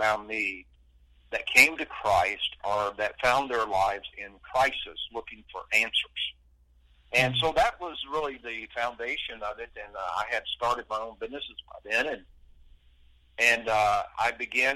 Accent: Lawrence County, Alabama, United States; I was born in Lawrence County, Alabama. I presently live 8 miles from where I was born and raised. I'm a country boy.

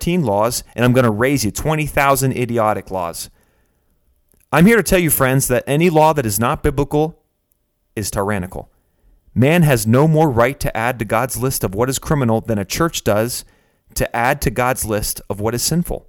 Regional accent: Pennsylvania, United States; my home state of Pennsylvania

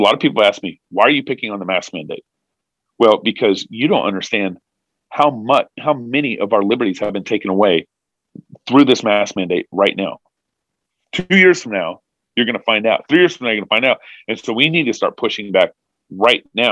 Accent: Texas, United States; moved away; also born or lived in California; I was born in Texas in 1979. We were in Tyler, Texas in 1981, 82, 83

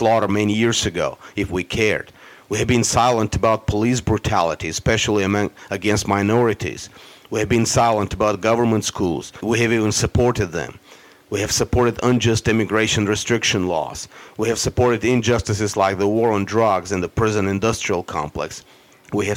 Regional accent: United States; as American Christians and conservatives

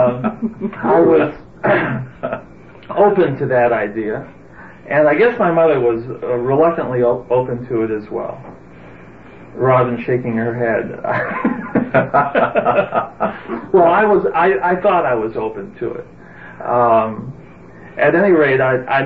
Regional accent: Detroit, Michigan, United States; also born or lived in Israel; we settled in the Detroit area, and I grew up in a home

